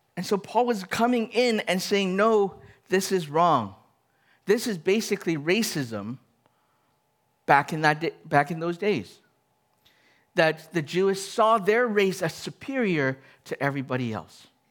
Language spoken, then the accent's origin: English; Canada; I'm Canadian. I am Chinese